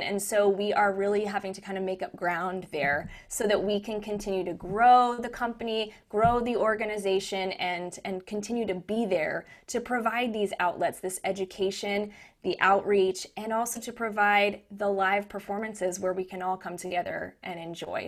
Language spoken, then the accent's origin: English; Lexington, Kentucky, United States; moved away as an adult; also born or lived in New York; This is my hometown. I grew up here